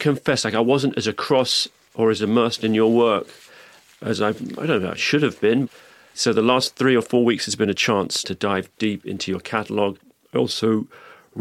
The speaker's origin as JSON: {"language": "English", "region": "London", "country": "United Kingdom", "tie": "born or raised there", "also_born_or_lived": "New York / Los Angeles", "said": "I grew up in London, and then I've lived in New York, and I've lived"}